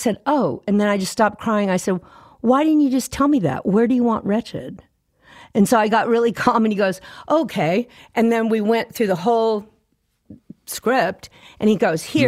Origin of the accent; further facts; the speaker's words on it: Fort Worth, Texas, United States; T-Bone and I grew up together in Fort Worth